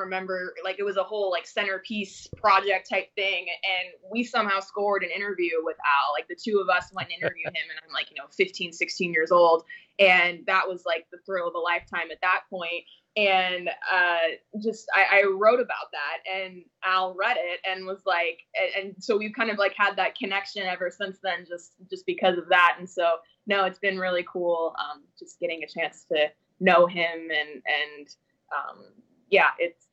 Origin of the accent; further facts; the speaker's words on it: Phoenix, Arizona, United States; moved away; I born and raised in Phoenix